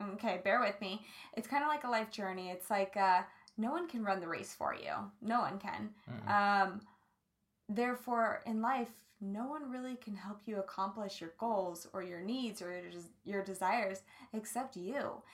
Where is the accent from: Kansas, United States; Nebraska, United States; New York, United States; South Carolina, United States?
Kansas, United States; I grew up in Kansas